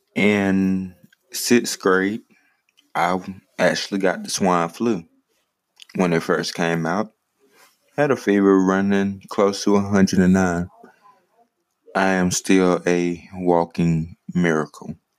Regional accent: Greenwood, South Carolina, United States; also born or lived in Richmond, Virginia / Saluda, South Carolina; now in Ninety Six, United States; I was born in Greenwood, South Carolina.

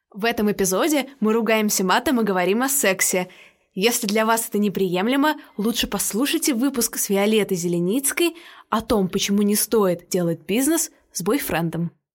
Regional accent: Saint Petersburg, Russia; мы оба из Питера

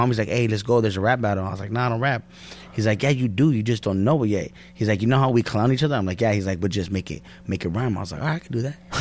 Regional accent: Norwalk, California, United States; that's the hood. Born and raised

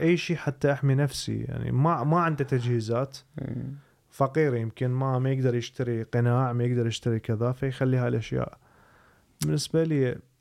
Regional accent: Iraq; احنا بالع... بالعراق

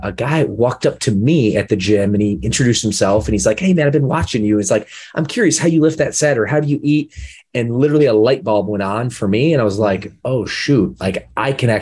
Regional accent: Michigan, United States; moved away as an adult; also born or lived in Los Angeles, California; growing up in the Midwest, amazing place, salt of the earth people, but not the fitness capital of the world where I grew up in the state of Michigan.

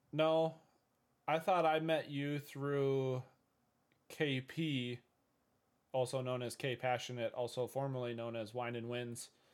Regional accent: Minnesota, United States; I'm from Minnesota in the U S of A. Uh, I've lived here all my life

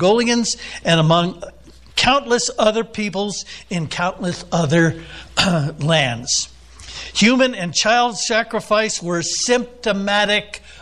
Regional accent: United States; I'm an American

